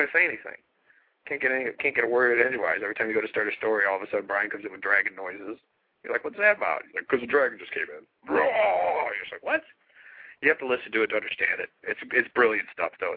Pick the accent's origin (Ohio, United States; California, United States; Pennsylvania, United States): Ohio, United States; Cleveland; I'm born and raised in Cleveland